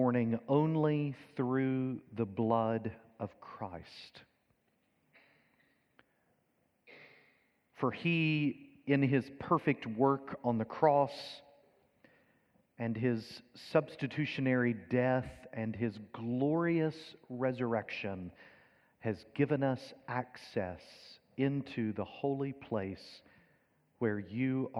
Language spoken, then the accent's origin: English; Kentucky, United States; accent: deep Southern; moved away as an adult; now in England; I'm not originally from England, originally from Kentucky. So that's obviously the more deep Southern accent that you perhaps hear